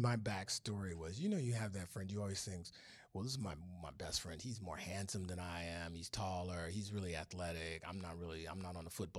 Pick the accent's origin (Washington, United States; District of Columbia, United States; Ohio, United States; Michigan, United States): Michigan, United States; Detroit; Then he didn't find out till later that I was from Detroit.